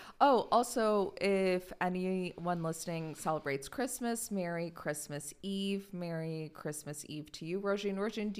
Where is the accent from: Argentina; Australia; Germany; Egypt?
Germany; So I was born in Germany